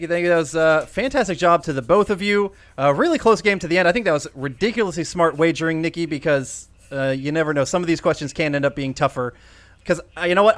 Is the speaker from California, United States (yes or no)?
no; Iowa, United States; John and I were both born in Iowa